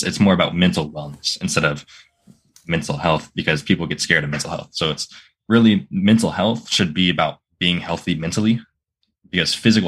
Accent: Florida, United States; also born or lived in Virginia; I live in Florida, and I've always lived in Florida my whole life

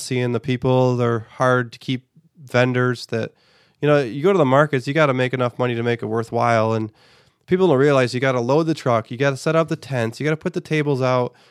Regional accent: United States; as an American society

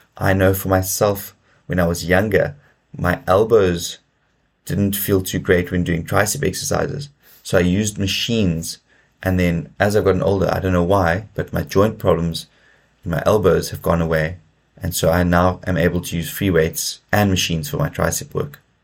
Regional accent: South Africa; as a South African growing up in South Africa

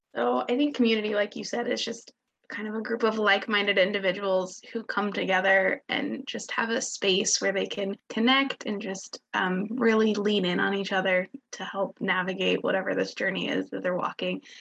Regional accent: Kansas, United States; I am from Kansas

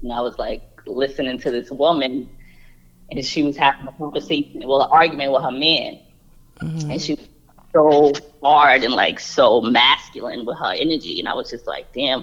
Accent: New York City, New York, United States; I'm from New York City, Harlem

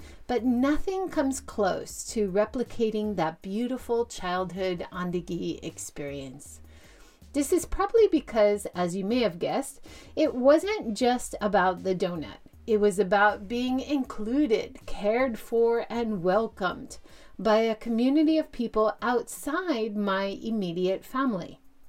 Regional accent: Hawaii, United States; Growing up in Hawaii, at family gatherings, we were invited to join at the Chinin Family Restaurant in downtown Honolulu's Chinatown.

